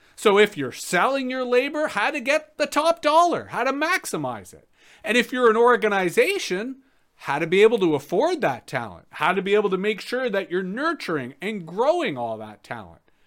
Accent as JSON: {"language": "English", "town": "Toronto", "region": "Ontario", "country": "Canada", "tie": "born or raised there", "moved": "as an adult", "lives_now": "Ottawa Valley, Canada", "said": "I grew up in Toronto, spent most of my time in Toronto."}